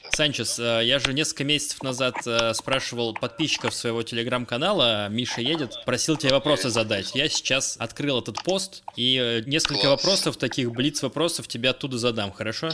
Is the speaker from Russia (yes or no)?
yes; Russia; я из России